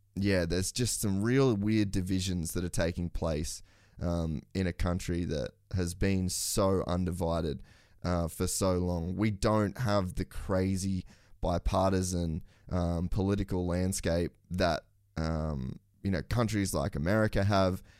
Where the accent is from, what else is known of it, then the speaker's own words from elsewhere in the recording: Queensland, Australia; as a Queenslander